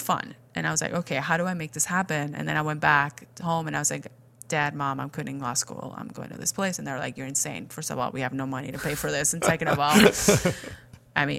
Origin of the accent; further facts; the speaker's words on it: Spain; English is a second language; moved away as an adult; I was born and raised in Spain